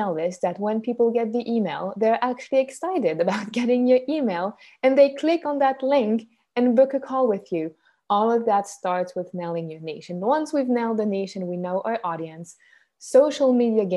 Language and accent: English; Switzerland; accent: Swiss; first language French; English is a second language; I'm Swiss. That's where the accent comes from. My mother tongue is French, but my mom is Canadian though